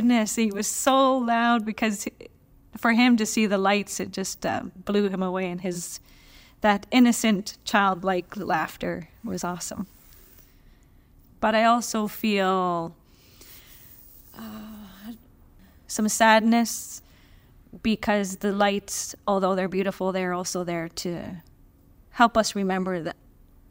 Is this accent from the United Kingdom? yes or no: no; Gitwinksihlkw, British Columbia, Canada; I am from Gitwingsik, British Columbia